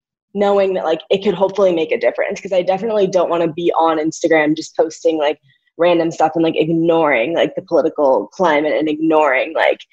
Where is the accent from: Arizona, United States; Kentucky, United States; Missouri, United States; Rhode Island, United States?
Missouri, United States; St. Louis; moved away; also born or lived in Northwestern University, Illinois; growing up in St. Louis